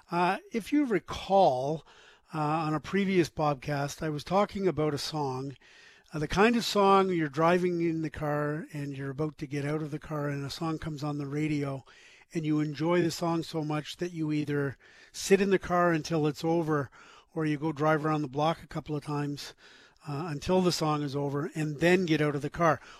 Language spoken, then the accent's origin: English; Prince Edward Island, Canada; moved away as an adult; now in Halifax, Canada; I grew up in Prince Edward Island, but I moved to Halifax, Nova Scotia for school and stayed for work.